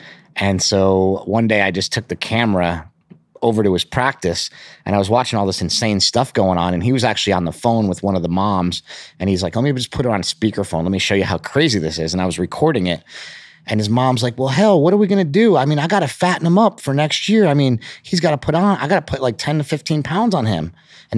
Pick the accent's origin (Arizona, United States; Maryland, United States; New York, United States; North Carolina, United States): New York, United States; Poughkeepsie; We grew up in Poughkeepsie, New York. We were from upstate New York.